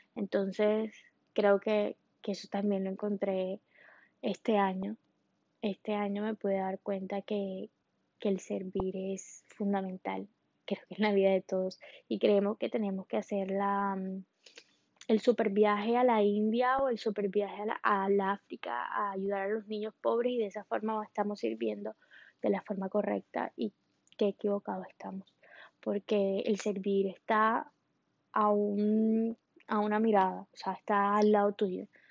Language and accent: Spanish; Colombia; now in Miami, United States; yo soy colombiana, en este momento vivo en Miami